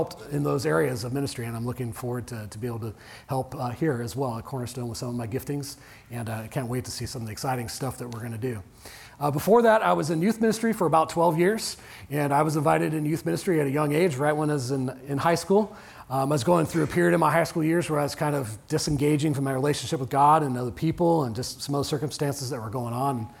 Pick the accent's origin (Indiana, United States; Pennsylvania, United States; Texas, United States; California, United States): California, United States; Orange County, Southern; moved away; I grew up in Orange County in Southern California.